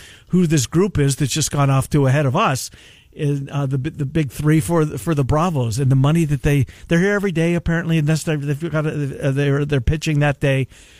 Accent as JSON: {"language": "English", "country": "Canada", "said": "and I'm getting crushed, and I'm the Canadian, right?"}